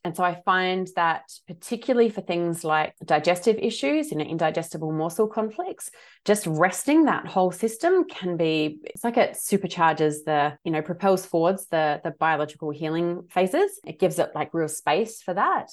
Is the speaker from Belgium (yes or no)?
no; Adelaide, South Australia, Australia; also born or lived in Sydney; now in Western Australia, Australia; I'm originally from Adelaide